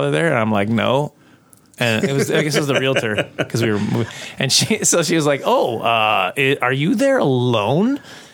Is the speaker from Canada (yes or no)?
yes; Prince Albert, Saskatchewan, Canada; I grew up in Prince Albert, Saskatchewan